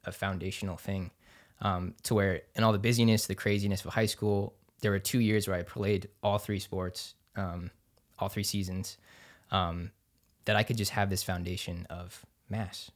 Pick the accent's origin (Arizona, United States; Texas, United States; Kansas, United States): Kansas, United States; Overland Park; also born or lived in Denver, Colorado; now in Topeka, United States; I grew up in Overland Park, Kansas